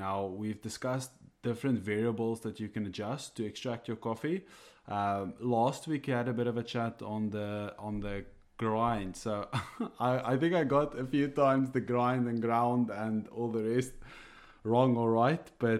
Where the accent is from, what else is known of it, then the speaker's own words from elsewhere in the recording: South Africa; first language Afrikaans; English is a second language; now in Ireland; For all those out there, I am an Afrikaans guy. So this is definitely not my my first language, but I here in Ireland, I have adjusted a bit.